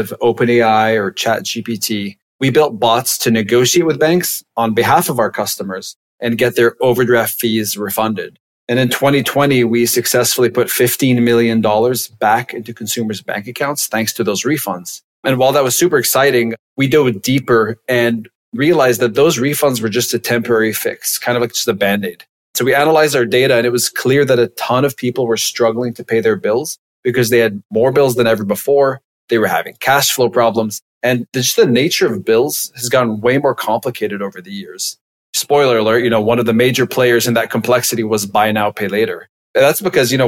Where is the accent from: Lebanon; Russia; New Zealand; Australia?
Lebanon; moved away as an adult; now in United States; I'm originally from Lebanon.